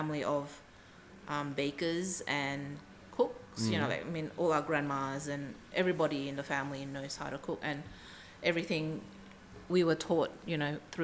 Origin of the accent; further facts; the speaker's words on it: Sumatra, Indonesia; now in Melbourne, Australia; I come from Sumatra, and where we come from, our food is much spicier